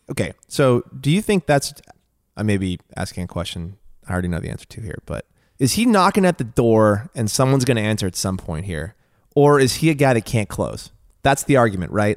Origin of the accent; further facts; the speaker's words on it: United States; I'm an American